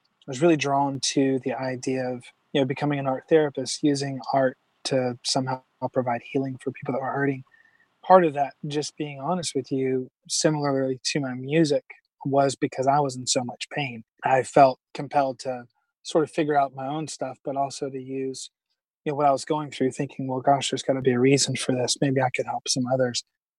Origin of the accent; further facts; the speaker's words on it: South Carolina, United States; South Carolina is a wonderful place, a beautiful place. You know, much different, obviously, than the West Coast in so many ways. But definitely a good hometown kind of vibe was what we were raised in.